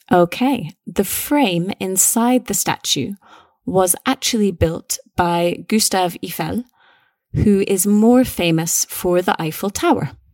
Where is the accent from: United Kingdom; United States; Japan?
United Kingdom; Scotland; we're both British, we're both Scottish